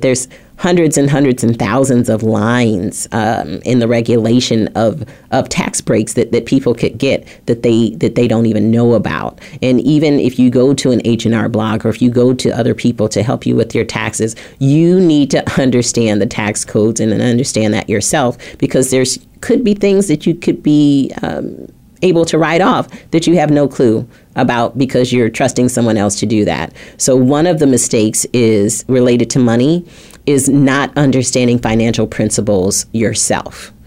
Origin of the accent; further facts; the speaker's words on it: Flint, Michigan, United States; I grew up in Flint, Michigan